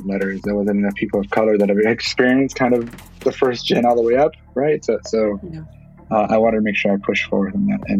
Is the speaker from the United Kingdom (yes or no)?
no; Los Angeles, California, United States; also born or lived in Bay Area, California; growing up in Ball Heights